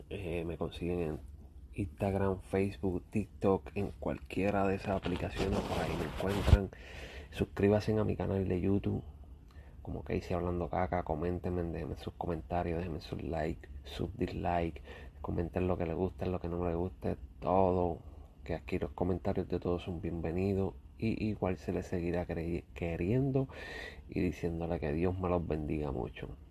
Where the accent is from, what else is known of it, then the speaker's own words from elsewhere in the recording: Puerto Rico; mi isla, Puerto Rico